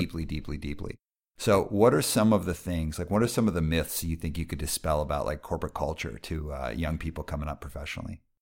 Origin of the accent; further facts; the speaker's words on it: Calgary, Alberta, Canada; I grew up in Calgary.